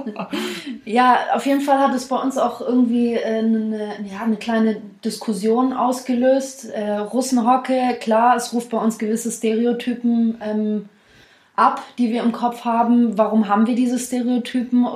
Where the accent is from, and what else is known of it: Swabia, Baden-Württemberg, Germany